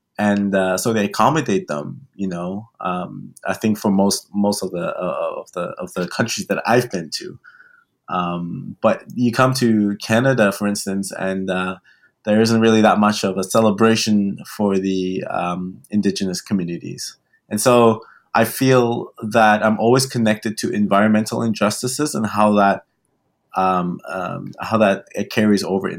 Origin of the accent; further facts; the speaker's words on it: Turks & Caicos Islands; born there; also born or lived in Germany; I was born in the Caribbean, born in Turks and Caicos Islands.